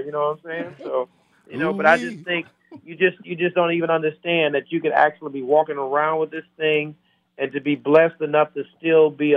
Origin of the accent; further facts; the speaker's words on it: Camden, Alabama, United States; Camden, Alabama, my hometown